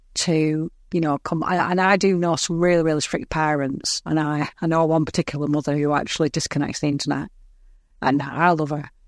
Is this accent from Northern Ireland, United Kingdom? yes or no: no; Lancashire, North West England, United Kingdom; I'm from England